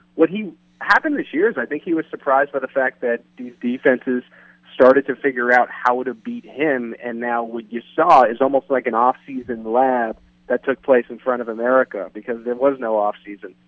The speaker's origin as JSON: {"language": "English", "region": "East Coast", "country": "United States", "moved": "as an adult", "lives_now": "Kansas City, United States", "said": "I'm actually from the East Coast, and I came to Kansas City"}